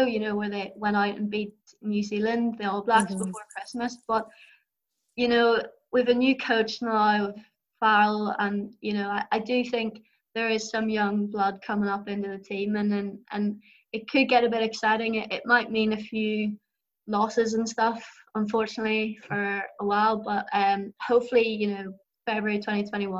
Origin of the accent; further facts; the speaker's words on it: Ireland; I find it tough as an Irish rugby fan, watching them lose, especially against England.